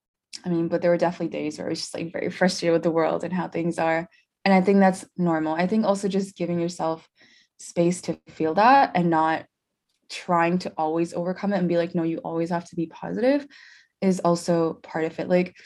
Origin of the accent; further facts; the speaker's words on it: India; born there; also born or lived in Tennessee, United States / Dallas, United States; So I was born in India. As to where I grew up, that's rough because I grew up both in the US and in India in different phases.